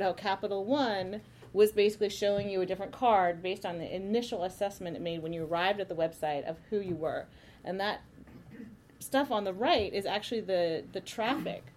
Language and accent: English; Palo Alto, California, United States; I grew up in Palo Alto